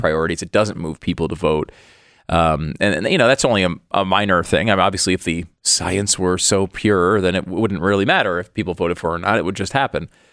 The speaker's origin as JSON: {"language": "English", "region": "Northeast", "country": "United States", "tie": "born or raised there", "said": "I grew up in the Northeast"}